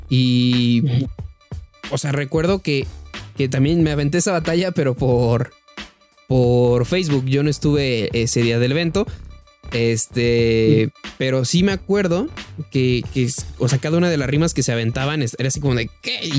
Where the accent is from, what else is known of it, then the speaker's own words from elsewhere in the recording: Celaya, Guanajuato, Mexico; como que era más el, nervio, como de soy de Celaya. Algo dije